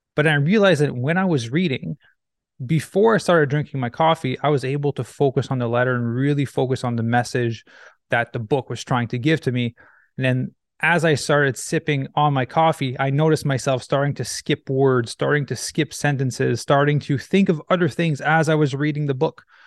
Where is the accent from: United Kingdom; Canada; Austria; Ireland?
Canada; Quebec; moved away as an adult; also born or lived in Los Angeles, United States; now in Vancouver, Canada; I grew up in Quebec, Canada, where you get winter every year, and then I moved to Vancouver